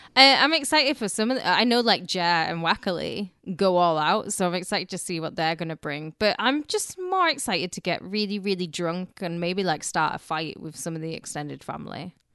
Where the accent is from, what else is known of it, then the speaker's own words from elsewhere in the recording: United Kingdom; now in United States; we obviously don't have it in Britain